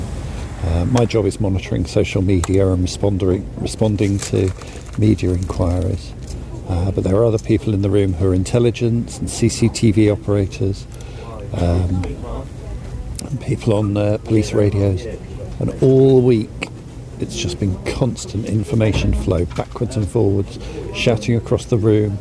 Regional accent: Dorset, South West England, United Kingdom; now in Surrey, United Kingdom; I grew up near the sea. I spent an awful lot of time on the sea as a youngster. I grew up in Dorset. But now I live in Surrey

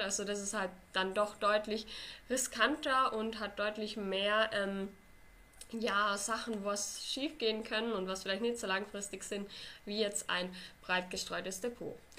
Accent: Austria; Bei uns in Österreich

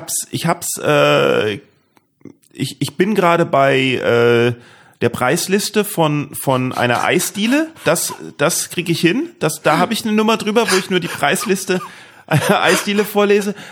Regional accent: Neustadt an der Weinstraße, Rhineland-Palatinate, Germany; also born or lived in England; Deidesheim ist ja direkt um die Ecke, wo ich aufgewachsen bin.

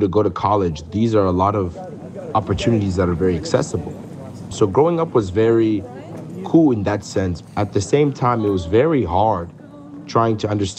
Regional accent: United States; Growing up in the States

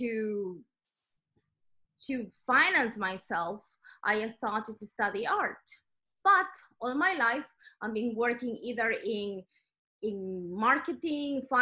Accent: Ecuador; moved away as an adult; now in United Kingdom; I'm originally from South America. I'm from Ecuador.

